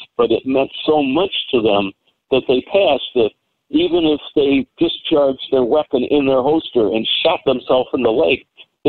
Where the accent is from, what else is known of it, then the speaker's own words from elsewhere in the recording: United States; I'm an American police officer